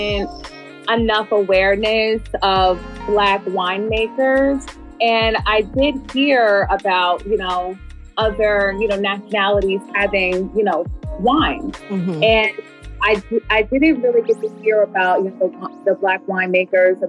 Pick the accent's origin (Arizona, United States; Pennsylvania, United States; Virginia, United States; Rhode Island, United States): Pennsylvania, United States; Philadelphia; moved away as an adult; now in Atlanta, United States; I'm originally from Philadelphia too. So coming down here, you know, barely 2 years ago